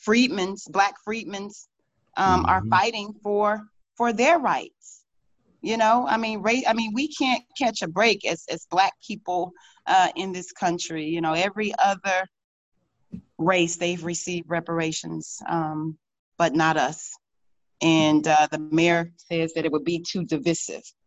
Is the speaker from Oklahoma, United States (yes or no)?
yes; Tulsa, Oklahoma, United States; And I would say Tulsa